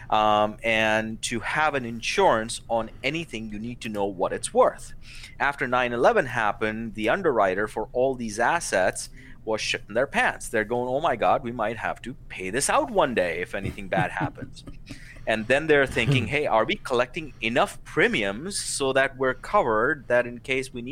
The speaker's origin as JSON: {"language": "English", "country": "India", "tie": "born or raised there", "lives_now": "United States", "said": "being a 17 year old boy, growing up in India, I would look at the stars and you know dream about uh, coming to America"}